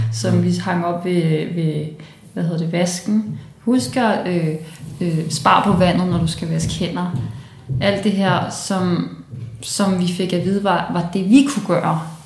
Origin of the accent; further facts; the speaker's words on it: Copenhagen, Capital Region of Denmark, Denmark; born or raised there; also born or lived in Brussels, Belgium